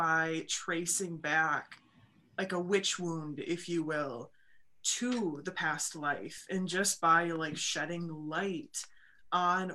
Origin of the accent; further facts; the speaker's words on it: Wisconsin, United States; accent: Wisconsin; my Wisconsin accent